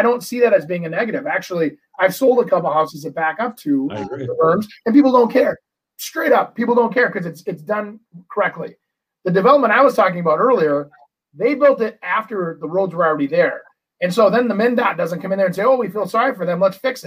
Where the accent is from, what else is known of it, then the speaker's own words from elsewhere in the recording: Brooklyn Park, Minnesota, United States; growing up in Brooklyn Park